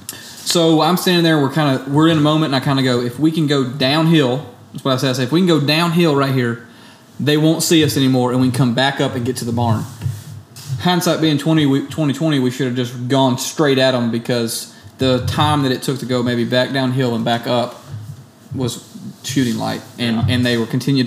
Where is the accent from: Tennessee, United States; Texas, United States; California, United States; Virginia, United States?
Tennessee, United States; my home state